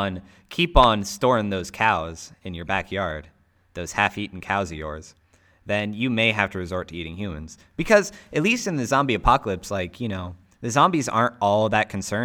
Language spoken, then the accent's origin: English; United States; we're American